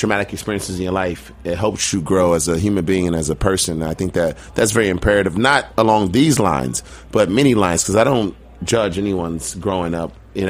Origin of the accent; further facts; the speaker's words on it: Chicago, Illinois, United States; moved away as an adult; also born or lived in Virginia; now in New York, United States; I grew up in Southside Chicago, like Caprini Green, Inglewood, Chicago, you know, the ruckus, I guess. The murder capital of the world